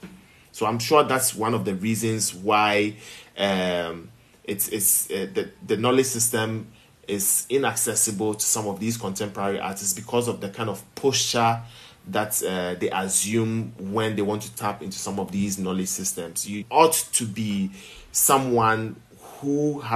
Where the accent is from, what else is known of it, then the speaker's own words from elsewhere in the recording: Accra, Greater Accra, Ghana; also born or lived in Volta Region, Ghana / Keta, Ghana; being a child raised as a Catholic in Accra, where you barely saw some of these things in some of the gated communities and the flats that we grew up in.